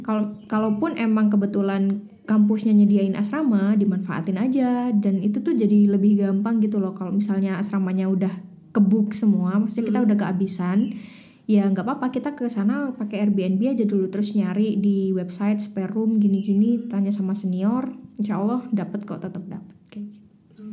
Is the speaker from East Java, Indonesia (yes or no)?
yes; Malang, East Java, Indonesia; also born or lived in London; saya asli Malang, 23 tahun hidup di Malang